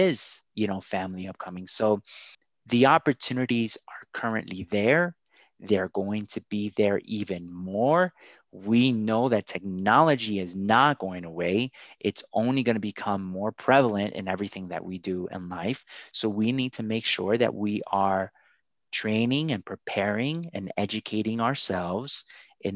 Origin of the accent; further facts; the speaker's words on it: Paterson, New Jersey, United States; also born or lived in Colombia; I'm originally from Columbia, South America. My parents immigrated here and I grew up in Paterson